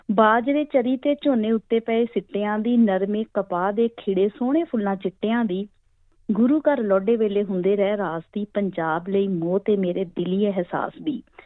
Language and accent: Punjabi; Khudda village, Doaba, Hoshiarpur district, Punjab, India; moved away as an adult; also born or lived in Nangal, Punjab; now in Adelaide, Australia; ਮੇਰਾ ਦੁਆਬੇ ਤੋਂ ਮੇਰਾ ਪਿੰਡ ਹੈਗਾ ਵੈਸੇ ਤਾਂ ਖੁੱਡਾ ਦੁਆਬੇ ਦੇ ਵਿੱਚ ਹੁਸ਼ਿਆਰਪੁਰ ਡਿਸਟ੍ਰਿਕਟ ਚ ਪੈਂਦਾ ਟਾਂਡਾ ਦਸੂਆ ਉਹਦੇ ਵਿਚਕਾਰ ਪਿੰਡ ਆ